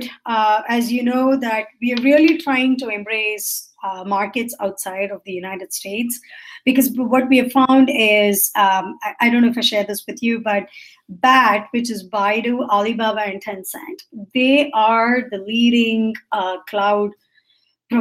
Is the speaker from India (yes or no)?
yes; India; I'm Indian, so I grew up in the way my parents asked me